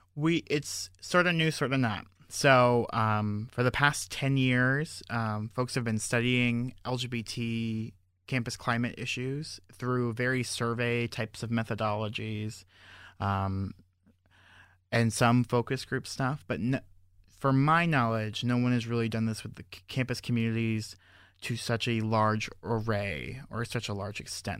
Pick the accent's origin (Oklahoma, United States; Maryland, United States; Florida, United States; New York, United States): Florida, United States; Fort Lauderdale; moved away as an adult; also born or lived in Georgia / Lake Worth, Florida; I'm originally from Fort Lauderdale, Florida